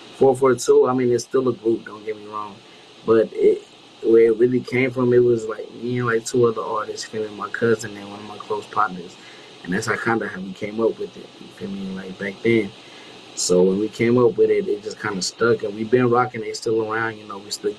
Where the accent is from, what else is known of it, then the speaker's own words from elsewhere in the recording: Zimbabwe; I'm from Zimbabwe